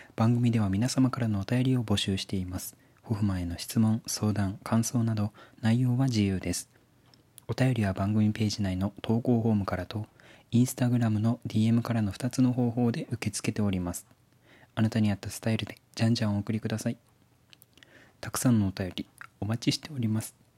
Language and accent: Japanese; Fukuoka, Japan; moved away; 私福岡県出身でございまして小さい頃から福岡の美味しい食べ物をたくさん食べて育ったわけなんですけど今福岡から離れて別の場所で暮らしているんですね